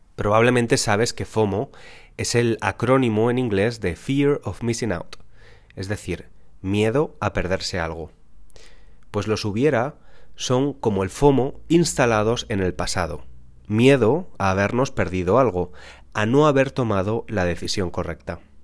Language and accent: Spanish; Spain; nací en España